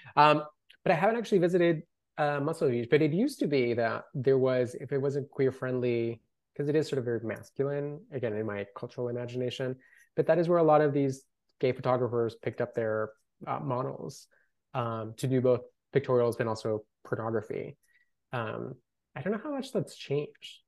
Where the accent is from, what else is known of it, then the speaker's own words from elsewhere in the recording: Colombia; first language Spanish; English is a second language; now in Los Angeles, United States; I grew up in Colombia